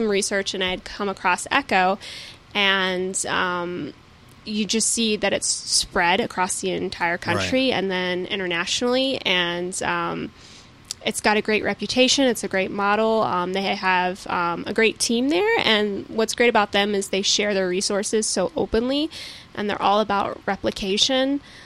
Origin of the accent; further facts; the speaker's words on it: the South, United States; I'm from the South